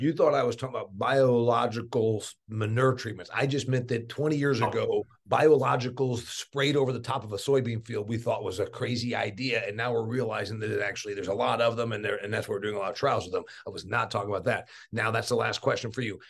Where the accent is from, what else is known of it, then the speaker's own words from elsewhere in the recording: Indiana, United States; I am from Indiana